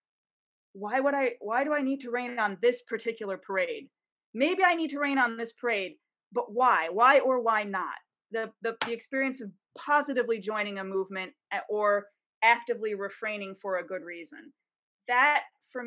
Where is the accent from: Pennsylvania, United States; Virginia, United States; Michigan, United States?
Michigan, United States; Detroit; now in Washington, D.C., United States; I'm from Detroit, I live in DC right now